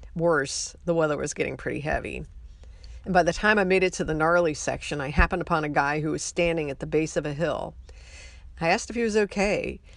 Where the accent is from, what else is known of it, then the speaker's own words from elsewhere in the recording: Ohio, United States; now in McAllen, United States; I was born in Ohio